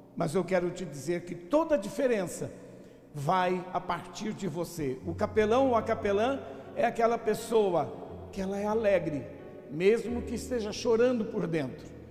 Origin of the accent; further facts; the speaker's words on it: São Paulo, Brazil; moved away as an adult; also born or lived in Alagoas / Northeast Brazil; eu sou alagoano, nasci lá em Alagoas, vim pequeno para São Paulo e depois, já de vinte e poucos anos, voltei para trabalhar no Nordeste